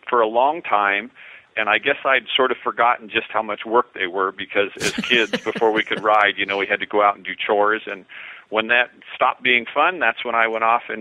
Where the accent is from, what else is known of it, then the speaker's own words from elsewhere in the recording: Oregon, United States; I am from Southern